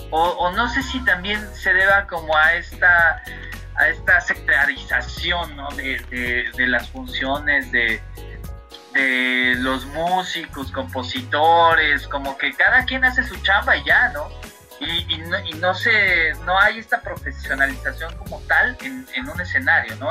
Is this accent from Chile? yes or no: no; Mexico; Soy, más mexicano que las quesadillas